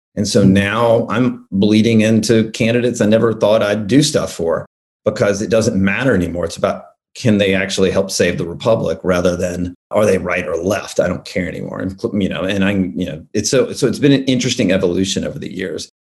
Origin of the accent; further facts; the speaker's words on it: Alabama, United States; I grew up in Alabama